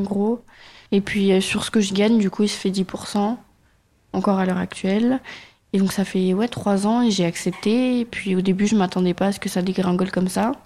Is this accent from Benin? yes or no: no; Auxerre, Bourgogne-Franche-Comté, France; J'ai grandi euh, vers Paris, sur Auxerre, dans le 89 000